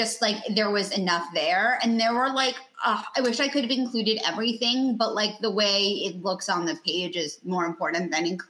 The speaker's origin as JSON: {"language": "English", "town": "New York City", "region": "New York", "country": "United States", "tie": "born or raised there", "said": "I grew up in New York City. I actually grew up like two blocks from where she lived."}